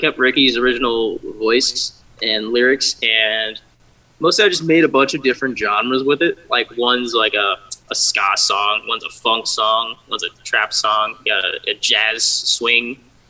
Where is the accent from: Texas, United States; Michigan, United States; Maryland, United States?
Maryland, United States; Waldorf; I'm from Waldorf, Maryland, which is like 30 minutes south of D.C.